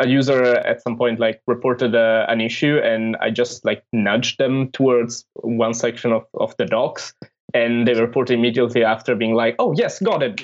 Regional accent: Italy; I'm from Italy and I work at Cloudflare

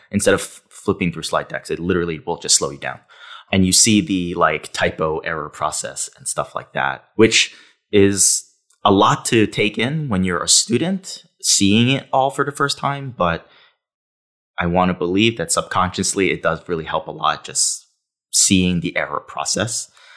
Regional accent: New York City, New York, United States; I grew up in New York City

